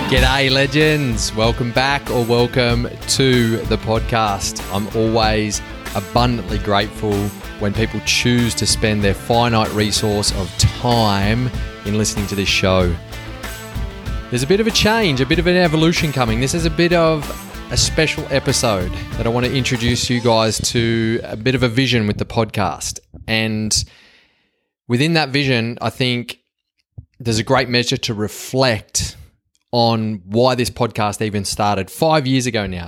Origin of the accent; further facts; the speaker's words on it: Australia; accent: Yobo Aussie; my Yobo Aussie accent